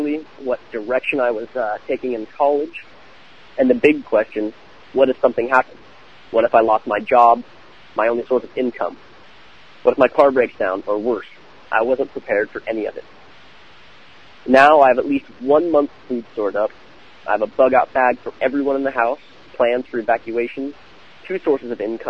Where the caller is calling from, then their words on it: California, United States; I am calling from California